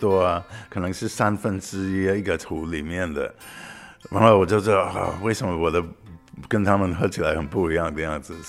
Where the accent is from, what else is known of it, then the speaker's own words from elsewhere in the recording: United States; Chinese is a second language; 我来自美国。